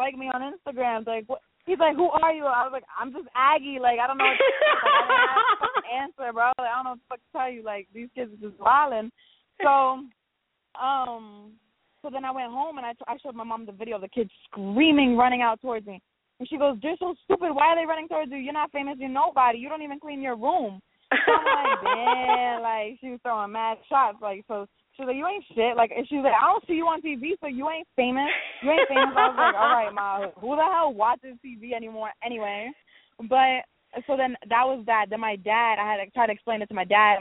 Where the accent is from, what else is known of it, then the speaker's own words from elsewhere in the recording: New Jersey, United States; also born or lived in Texas; all my life I was in Jersey. I got stationed in the Army in Texas, so that was the only time I was away from Jersey